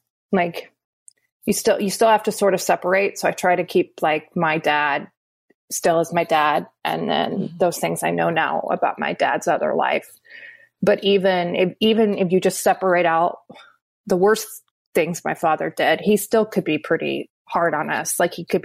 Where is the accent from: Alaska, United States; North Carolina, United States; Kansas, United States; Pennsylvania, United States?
Kansas, United States; Wichita; I grew up in Wichita, Kansas